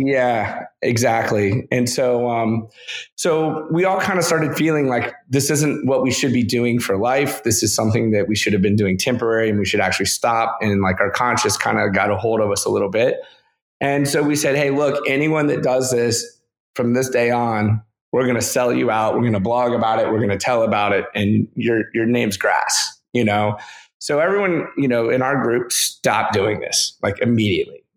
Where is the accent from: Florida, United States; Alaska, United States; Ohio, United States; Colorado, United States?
Florida, United States; Lakeland; now in Orlando, United States; I grew up in Lakeland, Florida, which is situated about an hour each way between Tampa and Orlando